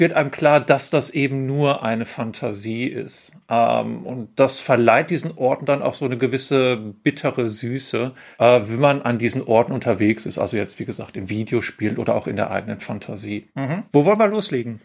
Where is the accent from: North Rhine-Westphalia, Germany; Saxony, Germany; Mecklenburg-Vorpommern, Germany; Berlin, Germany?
North Rhine-Westphalia, Germany; Ruhr area; moved away; ich komme ursprünglich aus dem Ruhrpott